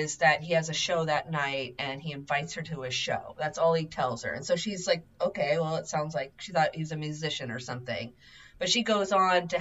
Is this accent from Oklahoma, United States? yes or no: no; Seattle, Washington, United States; I grew up on the East Side in Seattle